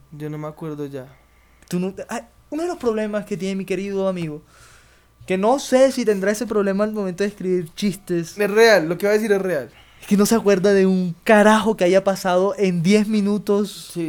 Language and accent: Spanish; Colombian Caribbean coast, Colombia; accent: costeño; now in Bogotá, Colombia; soy costeño.